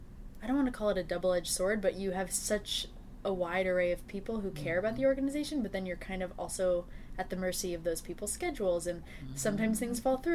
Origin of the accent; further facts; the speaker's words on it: Northeast, United States; I'm from the Northeast and I have family in Virginia